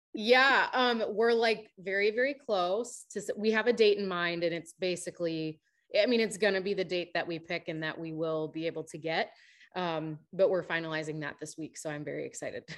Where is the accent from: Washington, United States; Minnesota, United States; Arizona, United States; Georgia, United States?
Minnesota, United States; now in Nashville, United States; I am from the north. I'm from Minnesota.